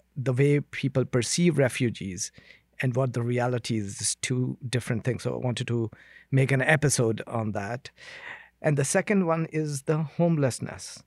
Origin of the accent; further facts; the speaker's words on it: India; now in Canada; I come from India where human rights violation is, uh, daily occurrence